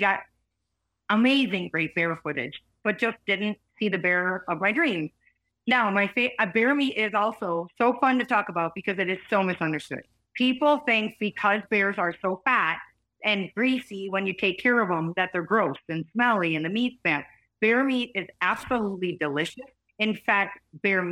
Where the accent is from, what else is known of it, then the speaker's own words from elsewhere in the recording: Wisconsin, United States; moved away; I grew up whitetail hunting in Wisconsin